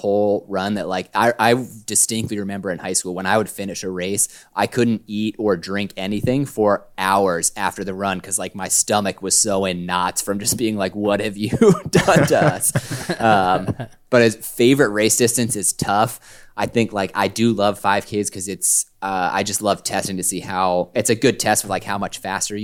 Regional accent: Delaware, United States; moved away; I'm originally from Delaware

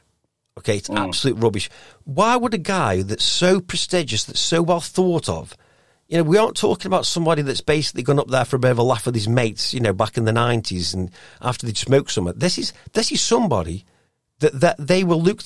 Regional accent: Stoke-on-Trent, West Midlands, United Kingdom; I am from Stoke

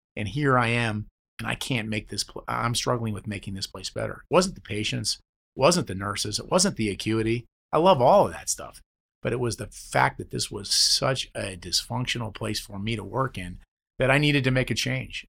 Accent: New Jersey, United States; I'm a guy from New Jersey

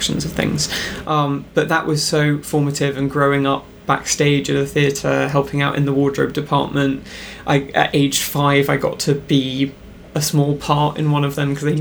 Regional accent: London, United Kingdom; I grew up in London

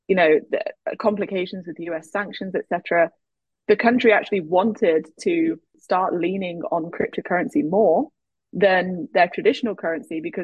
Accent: England, United Kingdom; now in United States; I grew up in England, I now live in the US

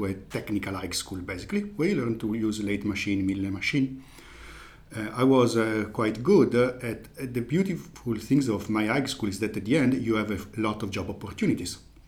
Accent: Lombardy, Italy; I am from a small village in the countryside of Bergamo. Bergamo is in Lombardy, so it's north of Italy, close to Milan.

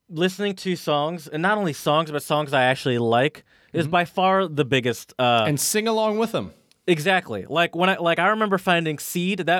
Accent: United States; accent: American; moved away; No, I have an American accent.

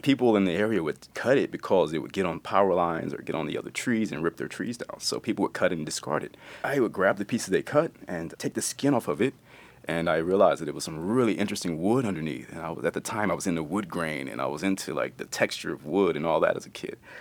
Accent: East Texas, United States; growing up in Texas

